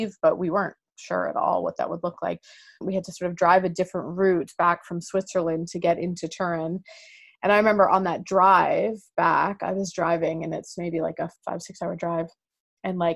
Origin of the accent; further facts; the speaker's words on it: Canada; moved away; we're from Canada, but we don't have a home there.